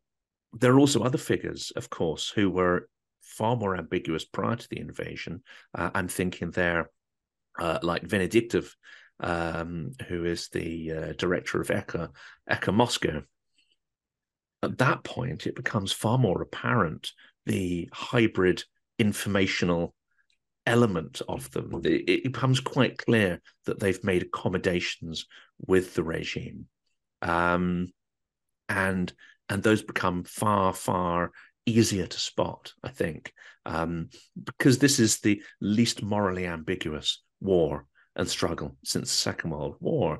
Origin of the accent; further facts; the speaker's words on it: United Kingdom; I'm from Britain